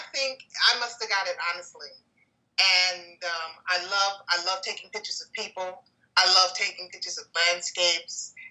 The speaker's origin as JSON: {"language": "English", "town": "New York City", "region": "New York", "country": "United States", "tie": "born or raised there", "said": "I'm a Harlem native. I grew up in El Barrio. I grew up on 115th Street, Lexington Avenue, in the projects over there"}